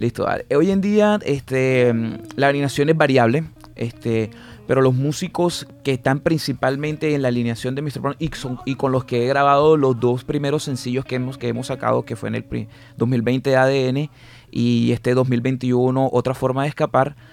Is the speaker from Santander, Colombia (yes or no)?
no; Barranquilla, Atlántico, Colombia; Yo soy netamente barranquillero y por así decirlo, básicamente soy del gueto. O sea, yo me crié eh, pateando bolas de trapo